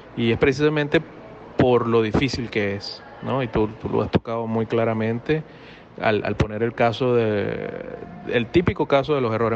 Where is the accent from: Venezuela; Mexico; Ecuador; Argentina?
Venezuela; moved away; yo he sido, como todo venezolano, he sido fanático del béisbol desde, desde muy pequeño